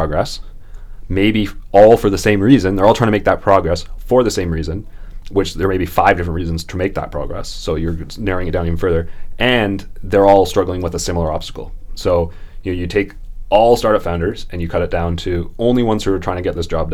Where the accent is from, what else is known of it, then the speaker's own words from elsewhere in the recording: Canada; I'm Canadian